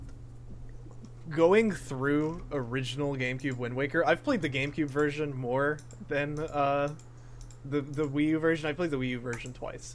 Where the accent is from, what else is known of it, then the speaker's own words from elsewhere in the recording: Atlanta, Georgia, United States; I'm from Atlanta.